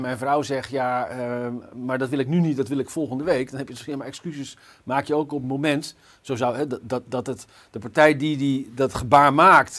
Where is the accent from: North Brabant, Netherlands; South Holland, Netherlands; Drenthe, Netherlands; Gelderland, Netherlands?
Gelderland, Netherlands; Zutphen; Ik kom zelf bijvoorbeeld uit Zutphen